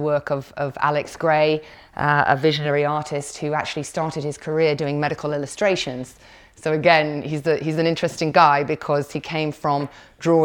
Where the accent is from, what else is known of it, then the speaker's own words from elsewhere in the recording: Somerset, South West England, United Kingdom; I was born in Somerset